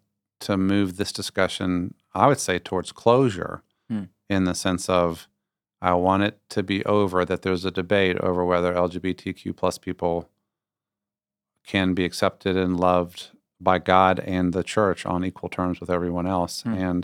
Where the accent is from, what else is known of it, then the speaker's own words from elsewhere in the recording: Virginia, United States; I was raised in Northern Virginia. I went to William & Mary, a great old school.